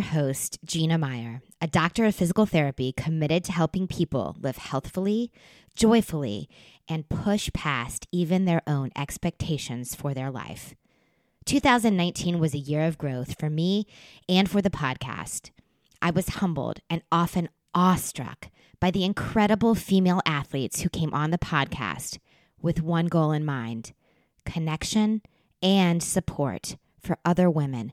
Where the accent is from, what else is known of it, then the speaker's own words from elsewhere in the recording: Virginia Beach, Virginia, United States; my hometown of Virginia Beach, Virginia